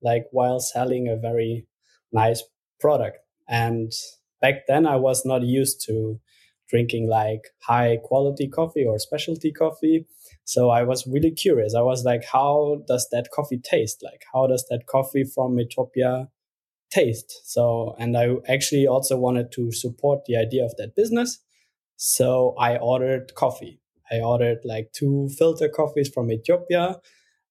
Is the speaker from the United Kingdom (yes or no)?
no; Luxembourg; moved away as an adult; now in Berlin, Germany; I'm originally from Luxembourg